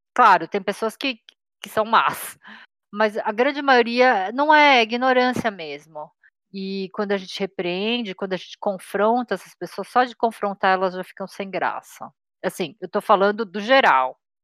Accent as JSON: {"language": "Portuguese", "country": "Brazil", "tie": "born or raised there", "said": "eu nasci no Brasil e sou descendente de sul-coreanos"}